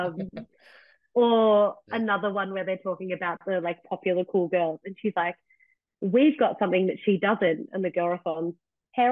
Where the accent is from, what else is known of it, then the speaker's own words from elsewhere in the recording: Australia; I'm the Aussie in England